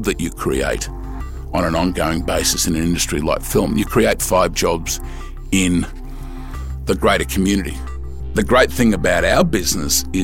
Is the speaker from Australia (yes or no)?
yes; Australia; I'm Australian